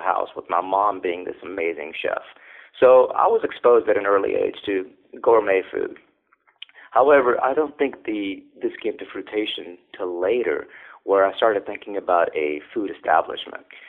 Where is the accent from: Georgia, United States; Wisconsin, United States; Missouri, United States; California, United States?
California, United States; moved away as an adult; now in Alexandria, United States; I grew up in California, as a teenager